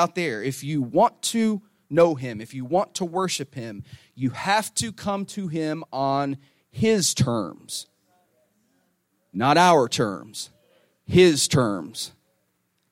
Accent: Northeast Tennessee, United States; also born or lived in Michigan; now in Florida, United States; I'm originally from Northeast Tennessee

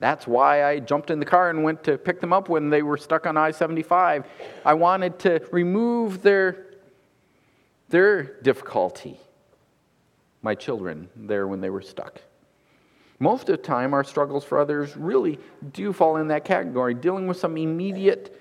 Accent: United States; growing up in America

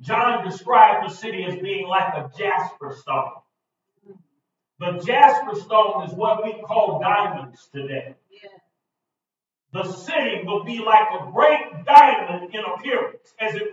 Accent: East St. Louis, Illinois, United States; I was born in St. Louis. I grew up in East St. Louis

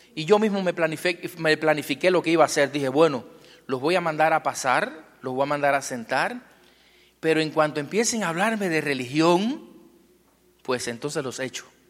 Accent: Cuba; Vengo de un lugar muy lejano. Vengo del Caribe. Eh, vengo de Cuba. Eh, soy pastor eh, en Cuba.

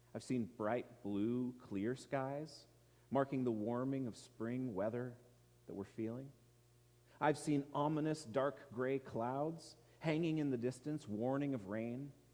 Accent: Edmonds, Washington, United States; watched the sunsets over the Puget Sound in my hometown of Edmonds

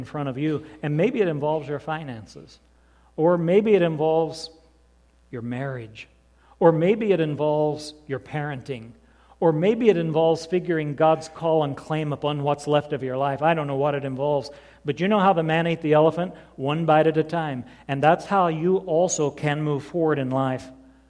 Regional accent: southern Indiana, United States; I was 17 years old, growing up like one of those hillbillies in southern Indiana

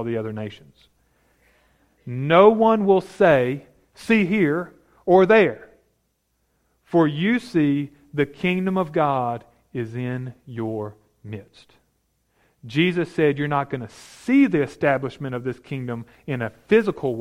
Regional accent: United States; we as American people

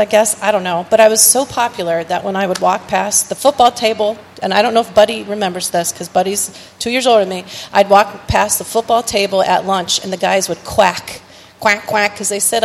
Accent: Streetsboro, Ohio, United States; also born or lived in Edinburg, Ohio; we grew up in Streetsboro

